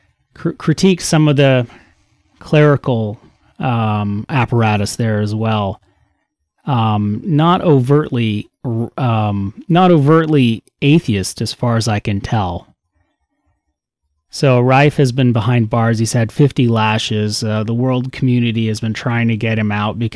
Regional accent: Canada; I'm Canadian

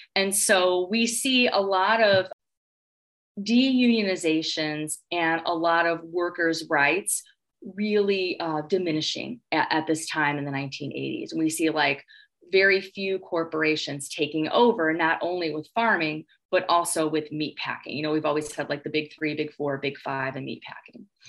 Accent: Gary, Indiana, United States; moved away as an adult; also born or lived in Illinois; now in Iowa, United States; I grew up in Gary, Indiana

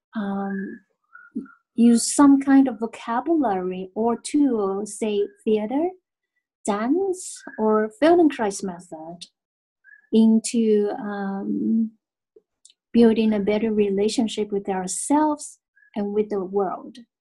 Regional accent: Taiwan; I'm from Taiwan

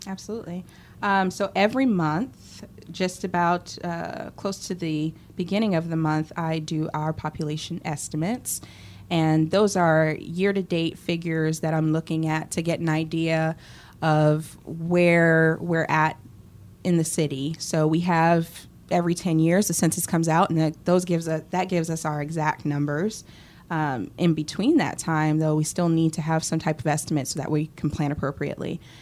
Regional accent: Boston, Massachusetts, United States; moved away as an adult; also born or lived in Philadelphia, Pennsylvania; now in College Station, United States; growing up in Boston and then living in Philly

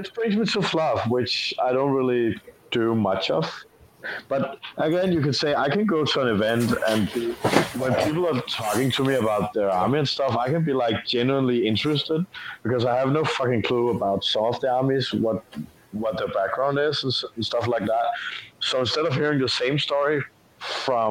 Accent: Denmark; I'm from Denmark.

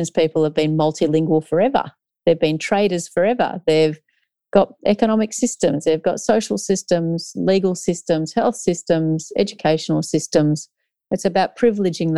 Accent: Australia; was born in Australia, but these are not my traditional lands.

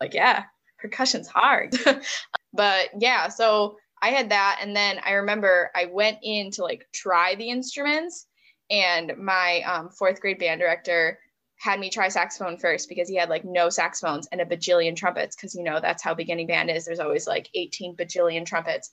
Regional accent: Buffalo, New York, United States; moved away as an adult; also born or lived in Cleveland; I grew up in the Buffalo area.

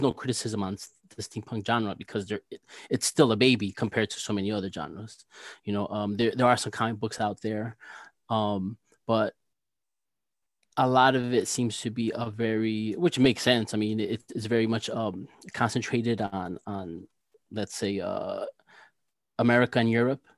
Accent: New Jersey, United States; I'm an illustrator from New Jersey

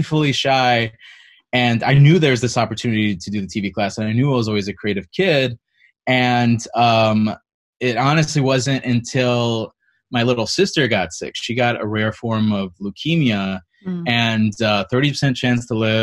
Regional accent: East Chicago, Indiana, United States; I am originally from Northwest Indiana, East Chicago, Hammond

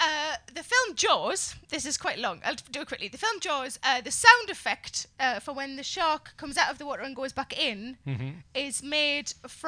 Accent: South Shields, North East England, United Kingdom; my hometown. Of South Shields.

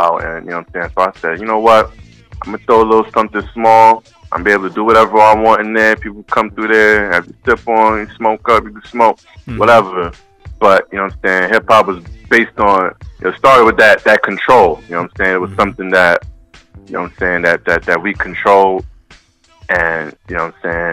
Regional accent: New York City, New York, United States; moved away; out in BK, man, back in my hometown

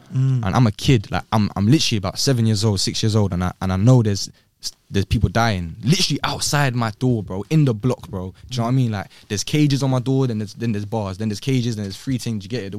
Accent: Rochdale, North West England, United Kingdom; also born or lived in London; So I was born in Brent, Northwest. {S2} Yeah. {S3} And then we moved, I lived there for a little bit, then moved to Rochdale.

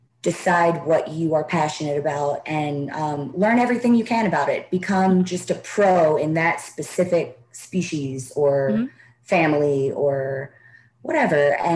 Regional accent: the South, United States; And growing up in the Bible Belt, like I did, reptiles, especially snakes, are just demonized, basically.

